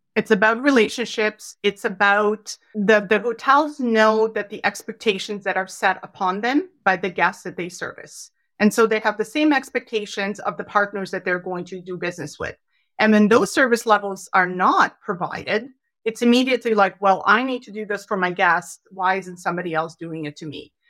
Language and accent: English; Canada; as proud Canadians